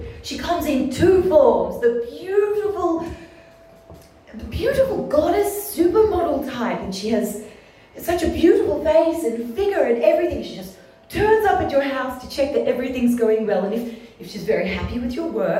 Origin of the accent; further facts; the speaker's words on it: Ballarat, Victoria, Australia; Well, I grew up in Ballarat